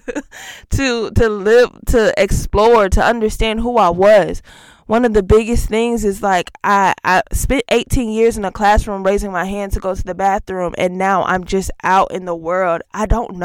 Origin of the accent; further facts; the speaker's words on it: Augusta, Georgia, United States; now in Tulsa, United States; I grew up, I am from Augusta, Georgia. I am a Georgia girl at heart, currently residing in Tulsa, Oklahoma